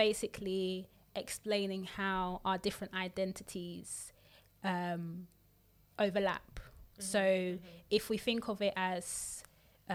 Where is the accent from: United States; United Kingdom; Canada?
United Kingdom; we're also British because we born, raised here.